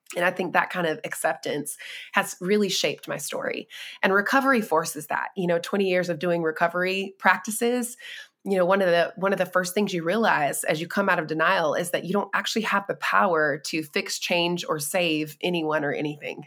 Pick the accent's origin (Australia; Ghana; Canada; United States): United States; North Carolina; I was born and raised in North Carolina